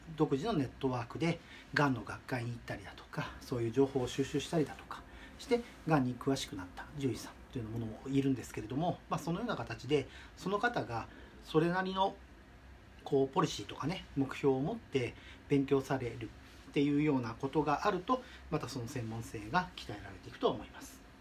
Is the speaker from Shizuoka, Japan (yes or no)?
yes; Shimizu, Shizuoka, Japan; also born or lived in Tokyo; 故郷の静岡県東部にある清水町に戻ってきました